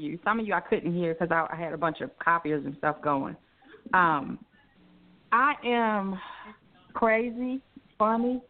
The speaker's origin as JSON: {"language": "English", "town": "Baltimore", "region": "Maryland", "country": "United States", "tie": "born or raised there", "moved": "yes", "said": "I'm originally from Baltimore, uh, Maryland"}